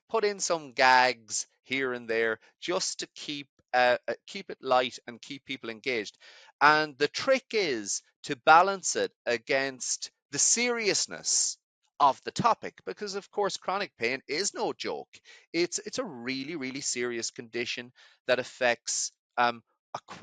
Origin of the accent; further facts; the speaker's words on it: Ireland; moved away as an adult; also born or lived in Edinburgh, Scotland; I grew up in Ireland